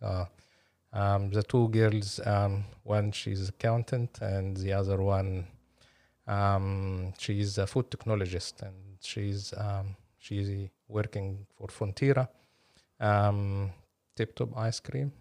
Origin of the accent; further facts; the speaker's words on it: Cairo, Cairo Governorate, Egypt; moved away as an adult; also born or lived in Napier, New Zealand / Palmerston North, New Zealand; now in Auckland, New Zealand; I'm originally from Egypt, uh, born and raised in Cairo.